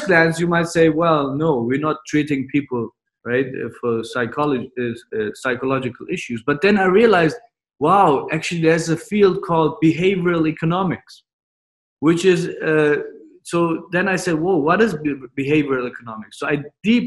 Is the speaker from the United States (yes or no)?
no; Germany; also born or lived in Turkey (ancestry); now in Dubai, United Arab Emirates; my parents are from Turkey, so I have Turkish descent. Then I was born in Germany